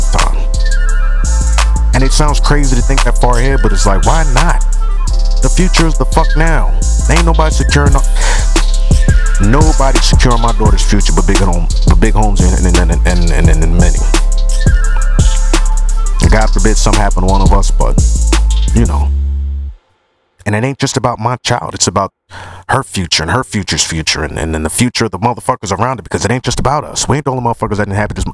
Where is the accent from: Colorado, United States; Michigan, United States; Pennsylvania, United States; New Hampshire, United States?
Pennsylvania, United States; Philadelphia; also born or lived in Delaware County, Pennsylvania; I was born in the city of Philadelphia. Albert Einstein Medical motherfucking Center